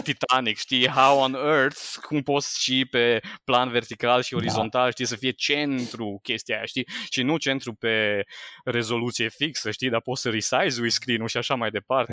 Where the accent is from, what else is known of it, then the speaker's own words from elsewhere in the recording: Sânnicolau Mare, Timiș County, Romania; am rămas la liceu din orașul meu natal, eu sunt din sunt Nicolau Mare, aproape de Timișoara